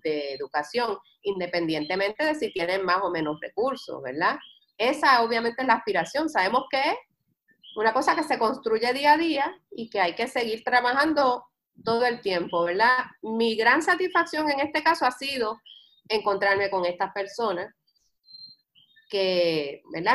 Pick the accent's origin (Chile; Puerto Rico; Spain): Puerto Rico; nosotros los puertorriqueños tenemos una identidad cultural fuerte